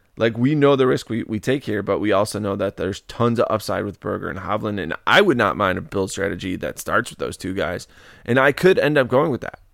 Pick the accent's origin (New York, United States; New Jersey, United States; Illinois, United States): Illinois, United States; Chicago; my hometown area of the Chicagoland area